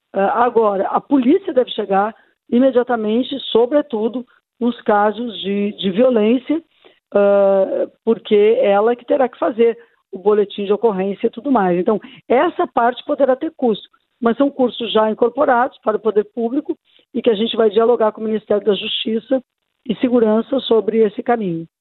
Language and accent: Portuguese; Porto Alegre, Rio Grande do Sul, Brazil; Aqui mesmo na cidade de onde eu sou originária, não é? A minha Porto Alegre, tão querida